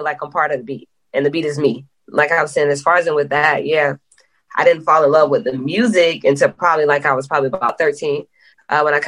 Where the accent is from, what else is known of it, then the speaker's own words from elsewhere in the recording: Polk County, Florida, United States; now in Atlanta, United States; I am from Polk County, Florida. I just live in Atlanta